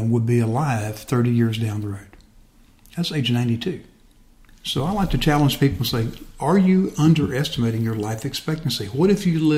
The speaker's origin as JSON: {"language": "English", "town": "Westville", "region": "Florida", "country": "United States", "tie": "born or raised there", "said": "I grew up over in West Florida, a little town called Westville"}